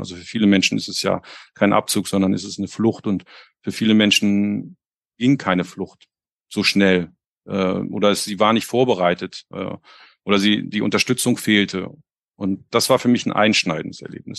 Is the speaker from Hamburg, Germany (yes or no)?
yes; Hamburg, Germany; ich komme ja aus Hamburg